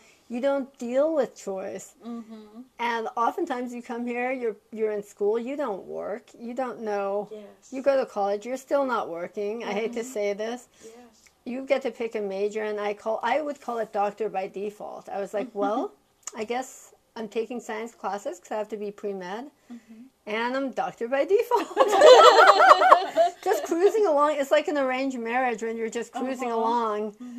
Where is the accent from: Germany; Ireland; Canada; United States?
Canada; so I was born in Canada. My parents actually came from Iran for their medical residencies, and they thought they'd be going back to Iran.